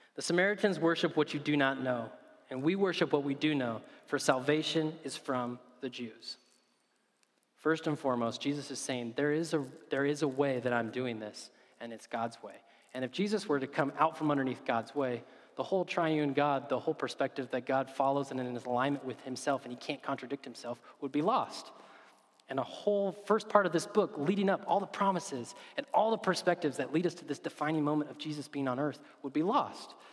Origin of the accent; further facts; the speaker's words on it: United States; as an American